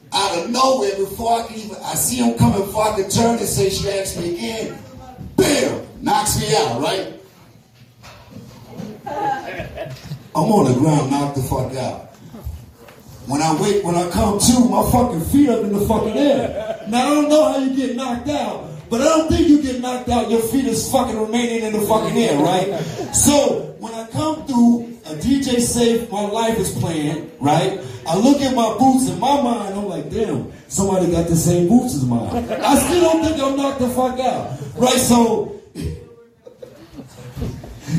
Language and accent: English; New York City, New York, United States; I'm from the Bronx